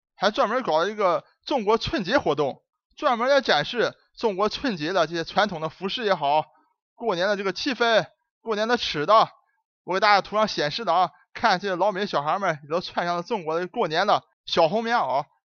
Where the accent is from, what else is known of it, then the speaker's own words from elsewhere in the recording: Dalian, Liaoning, China; moved away as an adult; now in United States; 我老家的这个鱿鱼多出名啊